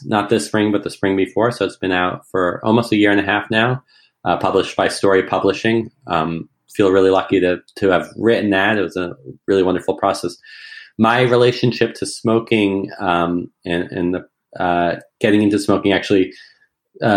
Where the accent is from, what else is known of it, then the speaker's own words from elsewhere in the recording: rural Massachusetts, United States; my hometown in rural Massachusetts with me. And so we moved into my grandmother's house, old colonial farmhouse from the 1700s. And we had a lot of land. It's right next to my parents' house, right next to where I grew up.